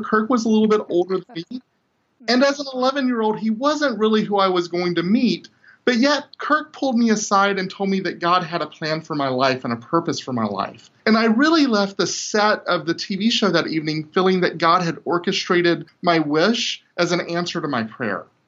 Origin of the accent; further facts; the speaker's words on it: 45 minutes from Alexandria, Louisiana, United States; Here I am in Alexandria, Louisiana, which is 45 minutes away from my hometown